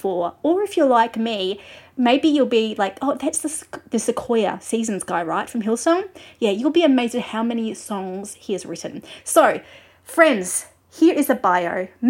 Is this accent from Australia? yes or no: yes; Australia; I'm an Australian music journalist.